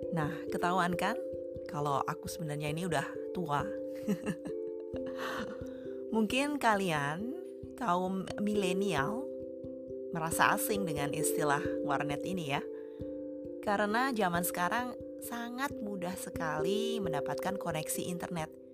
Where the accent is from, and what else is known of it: Indonesia; moved away as an adult; also born or lived in Jakarta / Kalimantan; now in Sweden